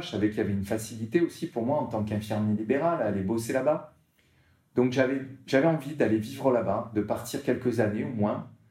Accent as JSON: {"language": "French", "town": "Martigues", "region": "Provence-Alpes-Côte d'Azur", "country": "France", "tie": "born or raised there", "also_born_or_lived": "Marseille", "moved": "yes", "said": "je, suis né à Martigues, donc c'est une petite ville à côté de Marseille, hein au bord de l'eau"}